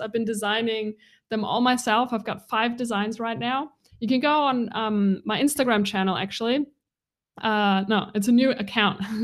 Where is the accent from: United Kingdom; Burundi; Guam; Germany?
Germany; Bavaria; moved away; also born or lived in Bali; This is where I was born, in this little tiny town in Bavaria. It's about an hour north of Munich.